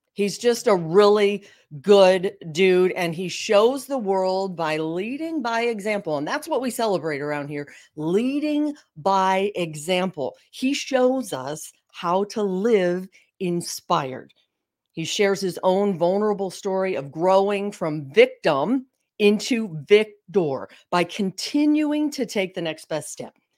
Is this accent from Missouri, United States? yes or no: yes; St. Louis, Missouri, United States; we bo-, grew up in Saint Louis. We're both in Saint Louis now.